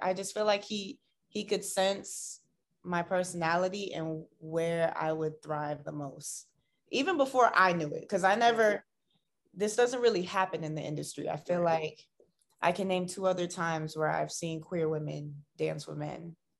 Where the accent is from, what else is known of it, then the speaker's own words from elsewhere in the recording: Tampa, Florida, United States; moved away as an adult; now in Los Angeles, United States; I'm originally from Tampa, Florida, but I've been living in LA for like seven years now.